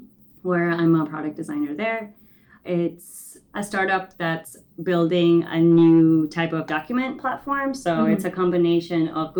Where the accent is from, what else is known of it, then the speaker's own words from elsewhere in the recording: New York, United States; also born or lived in Ecuador; So I moved to the States to New York when I was 6, mm-hmm. but then I moved back to Ecuador when I was 12.